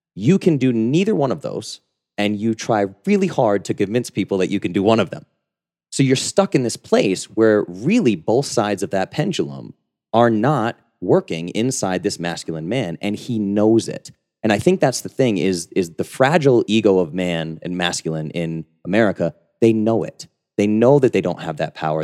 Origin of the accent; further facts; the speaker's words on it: New England, United States; I grew up in New England, rough and tumble, boxer, M M A, powerlifter